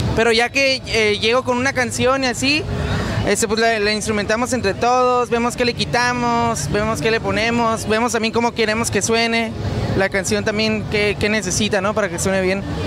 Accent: Mexico; nos la rifemos como mexicanos

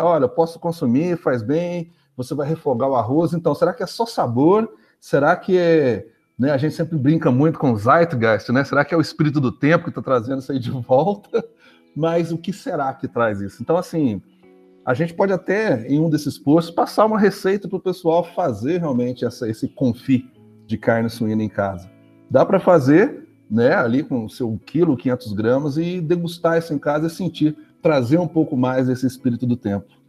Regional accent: Machado, Minas Gerais, Brazil; sou muito mineiro, mineiro, machadense

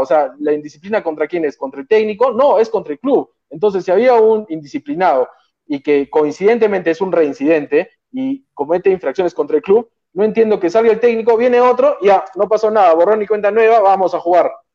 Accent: Arequipa, Peru; yo soy arequipeño y soy hincha de Melgar

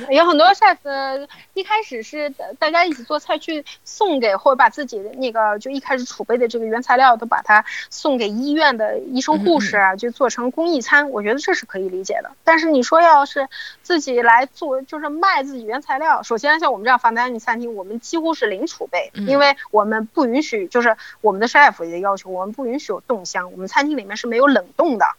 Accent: Shanghai, China; 我们当地人，比方说我们上海人都觉得它特别好吃

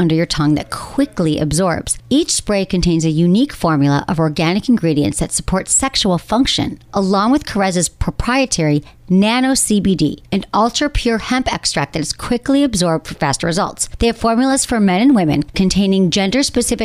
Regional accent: Michigan, United States; I'm from Michigan

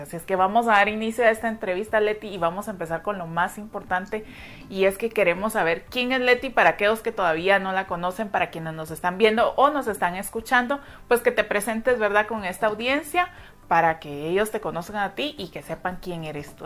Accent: Guatemala; así somos nosotros los guatemaltecos, somos muy cálidos

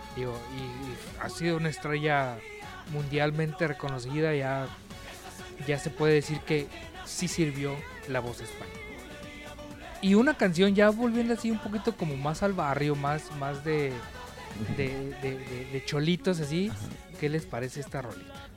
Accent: Baja California, Mexico; acá los que somos de Baja California

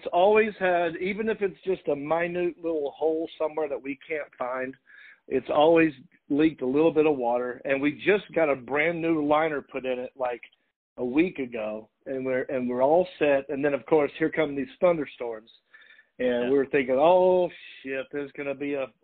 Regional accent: North Carolina, United States; accent: Southern; moved away; I didn't even know I had an accent until I left North Carolina

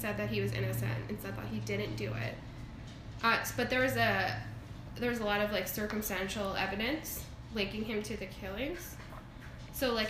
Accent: Airdrie, Alberta, Canada; I grew up in Airdrie as well

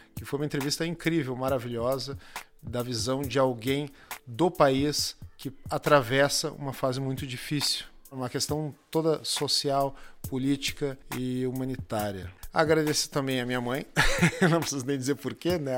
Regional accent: Rio Grande do Sul, Brazil; accent: gaúcho; o nosso sotaque

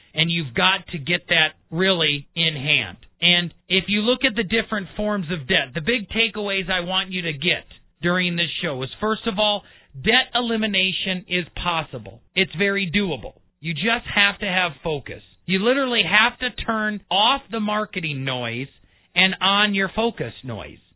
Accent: Milwaukee, Wisconsin, United States; I was born and raised in Milwaukee

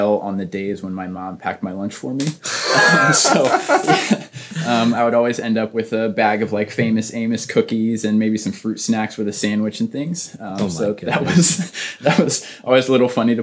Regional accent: Elkton, Maryland, United States; I grew up in Maryland, a small town called Elkton

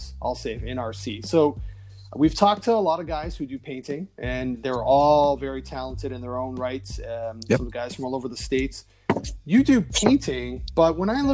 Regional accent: Mississauga, Ontario, Canada; a local boy from my hometown of Mississauga, Ontario

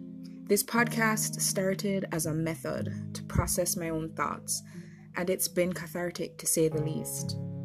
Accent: Jamaica; I'm a Jamaican podcaster and artist

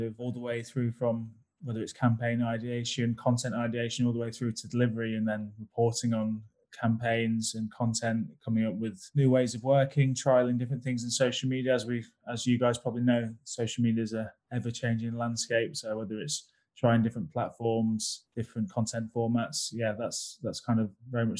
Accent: United Kingdom; I'm very British about that.

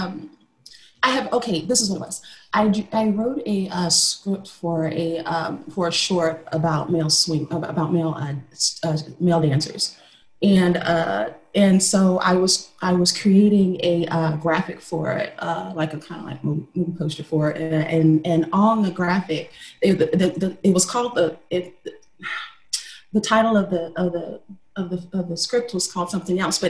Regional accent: Texas, United States; So I come from cowboy family, black cowboys that live, in Texas

